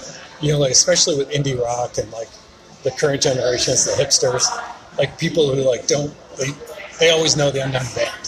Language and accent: English; Springfield, Massachusetts, United States; now in Charlotte, United States; growing up in Springfield